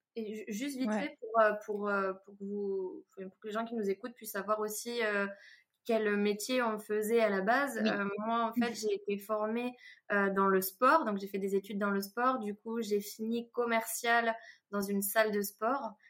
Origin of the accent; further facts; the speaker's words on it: Toulouse, Occitania, France; je suis toulousaine, vous devez euh, sûrement l'entendre